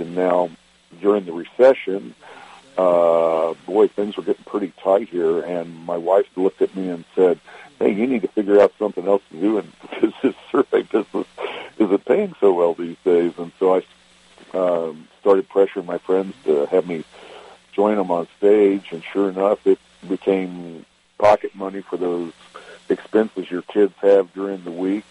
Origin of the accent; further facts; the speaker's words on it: Richmond, Virginia, United States; also born or lived in Wytheville, Virginia; now in Eugene, United States; I remember growing up in Richmond